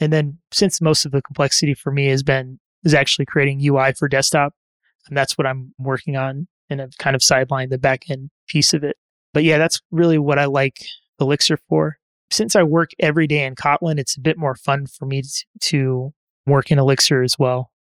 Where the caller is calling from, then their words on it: Denver, Colorado, United States; I am calling from the suburbs of Denver, Colorado.